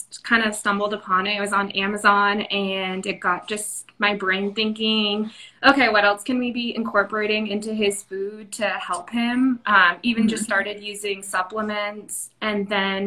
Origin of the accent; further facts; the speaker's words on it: New England, United States; moved away as an adult; now in San Diego, United States; I am from New England, and I recently moved to San Diego probably 6 years ago